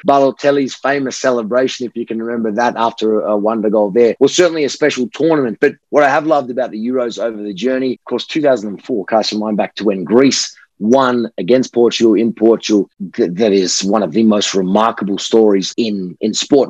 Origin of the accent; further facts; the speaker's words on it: Australia; my Italian background, I am Australian born, but my, my Italian background